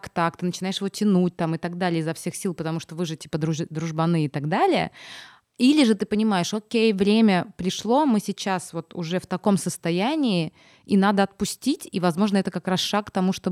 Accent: Kaliningrad, Kaliningrad Oblast, Russia; now in Moscow, Russia; Я, например, переехав из Калининграда в Москву, очень долгое время свою калининградскую тусовку прям держала.

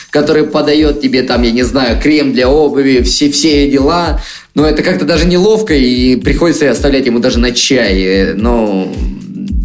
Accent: Russia; я простой паренек из России

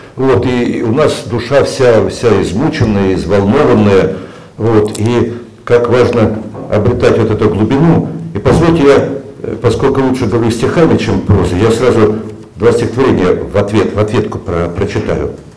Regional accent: Siberia, Russia; moved away; я сибиряк по, по, по рождению, но как-то почему-то по Сибири я как-то особо не тоскую, хотя детство мое прошло, прошло там

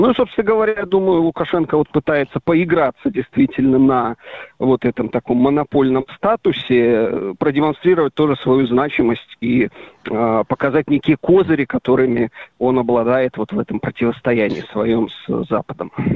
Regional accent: Belarus

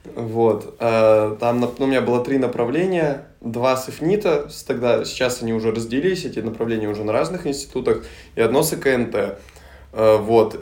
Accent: Solikamsk, Perm Krai, Russia; moved away as an adult; now in Saint Petersburg, Russia; Пермский край. Окей. Город Соликамск.

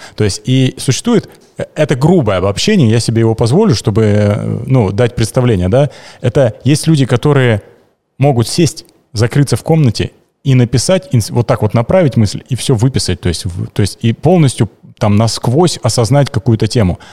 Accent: Kemerovo, Kemerovo Oblast, Russia; я родился в Кемерово на 87-м

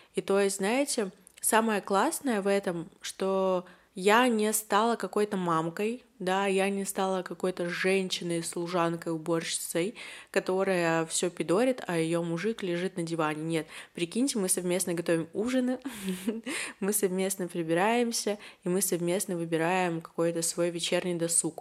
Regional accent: Yekaterinburg, Sverdlovsk Oblast, Russia; мне двадцать один, и я из Екатеринбурга

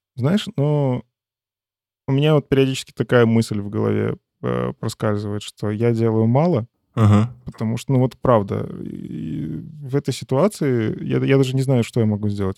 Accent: Belarus; Это моя страна, я здесь родился, я здесь вырос

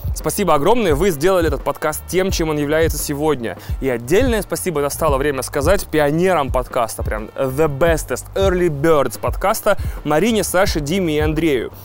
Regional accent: Russia; also born or lived in Odesa, Ukraine; технически москалем и представителем нации

